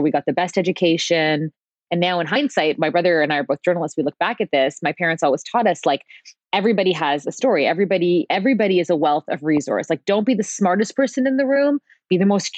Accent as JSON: {"language": "English", "town": "Mississauga", "region": "Ontario", "country": "Canada", "tie": "born or raised there", "said": "I was raised in Mississauga"}